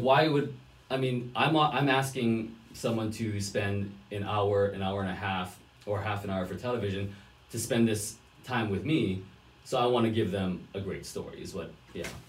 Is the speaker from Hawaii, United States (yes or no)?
yes; Hawaii, United States; moved away as an adult; I'm originally from Hawaii